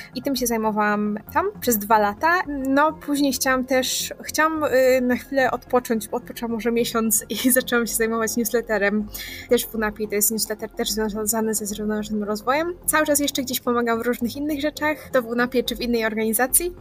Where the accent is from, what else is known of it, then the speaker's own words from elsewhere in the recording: Katowice, Silesian Voivodeship, Poland; jestem z Katowic